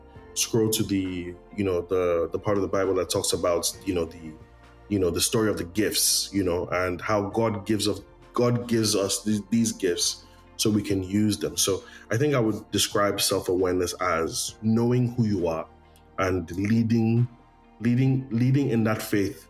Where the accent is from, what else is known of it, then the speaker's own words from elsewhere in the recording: Port Harcourt, Rivers State, Nigeria; also born or lived in London; Like, I was born in London, but I was raised in Port Harcourt